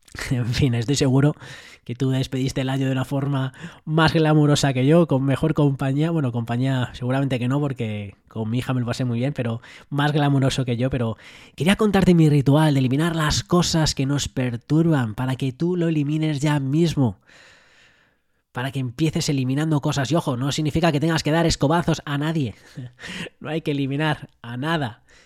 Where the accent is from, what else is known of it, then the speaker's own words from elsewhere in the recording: Madrid, Community of Madrid, Spain; yo me crié en Madrid